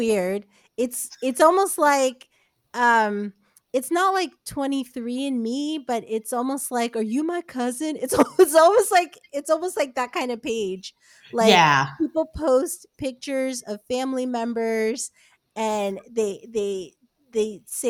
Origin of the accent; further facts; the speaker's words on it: New Jersey, United States; I grew up in New Jersey